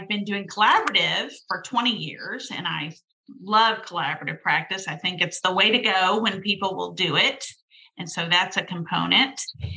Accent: Dallas, Texas, United States; I grew up in Dallas. I'm a Dallas girl

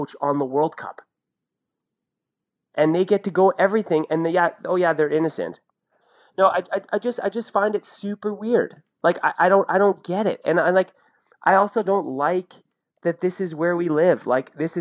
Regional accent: Sudbury, Ontario, Canada; I'm from Sudbury

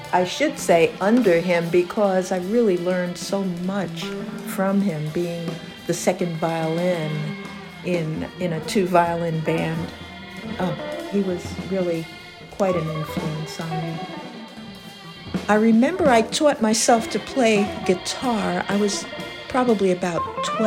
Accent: New York City, New York, United States; moved away as an adult; now in Massachusetts, United States; I grew up in the Bronx, in the Bronx River Projects

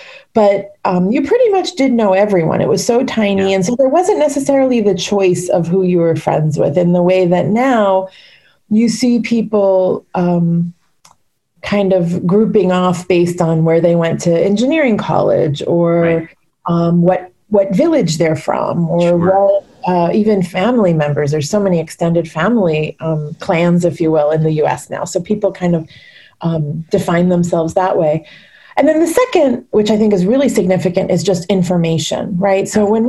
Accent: United States; also born or lived in Puerto Rico; So I think Indian kids grow up in America and you know, not to be kind of cliche about it, but you're Indian at home and you're American at school.

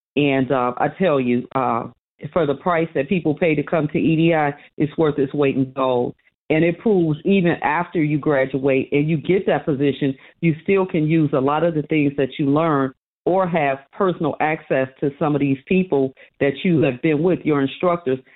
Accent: Chicago, Illinois, United States; I was born and raised in Chicago

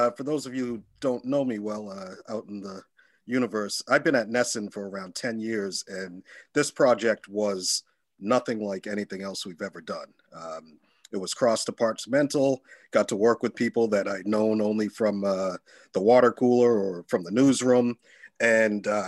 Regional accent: Boston, Massachusetts, United States; I'm from Boston. I'm born and raised in the city

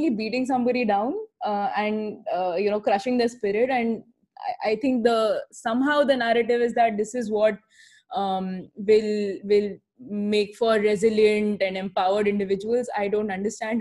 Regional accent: Ahmedabad, Gujarat, India; my childhood and growing up in Ahmedabad

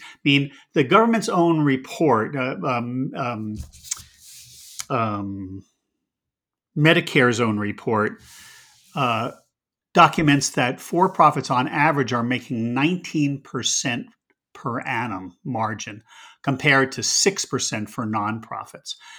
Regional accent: United States; I'm an American

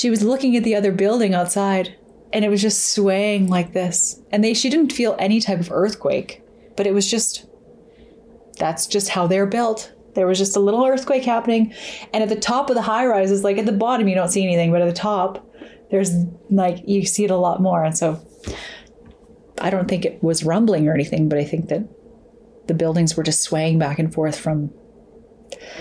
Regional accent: Alberta, Canada; growing up in Alberta and when I was a kid

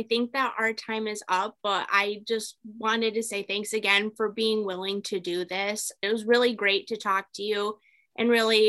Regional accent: Michigan, United States; I'm a girl from Michigan

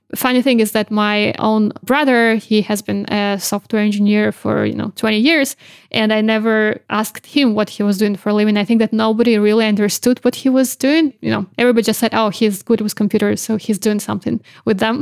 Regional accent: Belarus; moved away as an adult; now in London, United Kingdom; I actually used to run my own independent news magazine back in Belarus

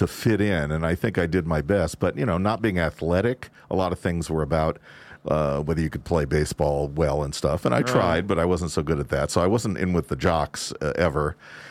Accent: California, United States; Growing up in Southern California, it just seemed like any time you wanted to plan anything, it was going to happen because you never had to stop because it was raining or anything like that.

